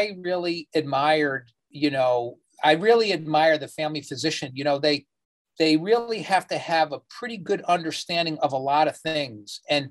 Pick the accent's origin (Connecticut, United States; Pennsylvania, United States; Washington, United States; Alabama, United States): Connecticut, United States; Norwalk; We grew up in Norwalk, just outside of New York.